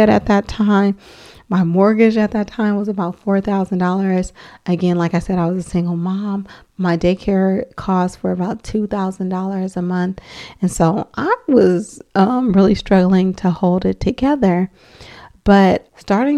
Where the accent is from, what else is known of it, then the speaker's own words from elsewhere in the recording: Oakland, California, United States; I am from Oakland, California, West Oakland to be exact